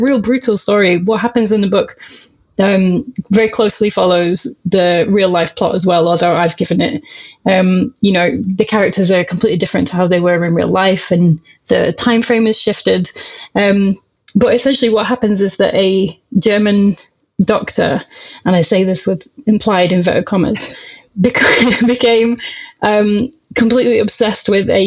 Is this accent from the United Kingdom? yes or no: yes; Rotherham, Yorkshire and the Humber, United Kingdom; now in Glasgow, United Kingdom; I am originally from Rotherham, which is between Sheffield and Doncaster in South Yorkshire, and I live in Glasgow now.